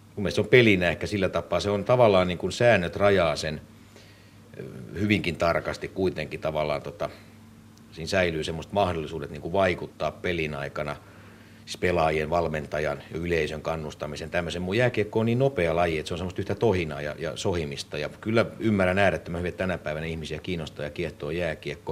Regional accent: Finland; mä nyt on syntynyt Suomessa, niin mä koen, että tämä on niin kuin mun kotimaani

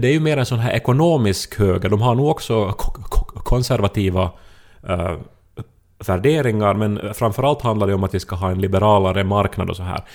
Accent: Ostrobothnia, Finland; jag är uppväxt i Österbotten

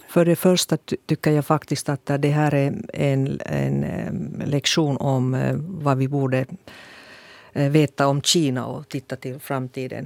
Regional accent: Finland; jag är en blåögd finsk politiker

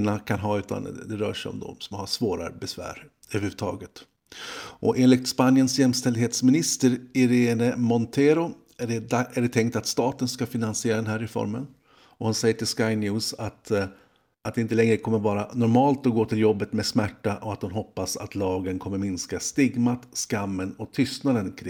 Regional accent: Sweden; Jag är så trött som svensk. Som svensk så säger man alltid hej hej, tack tack.

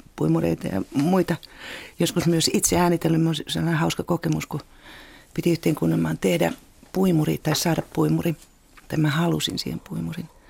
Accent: Ostrobothnia, Finland; mä oon itse Pohjanmaalta

